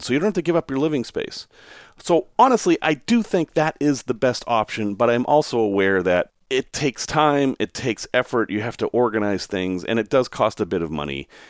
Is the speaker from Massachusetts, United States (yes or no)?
yes; Salem, Massachusetts, United States; I grew up in Salem, Massachusetts, which is a heavily storied place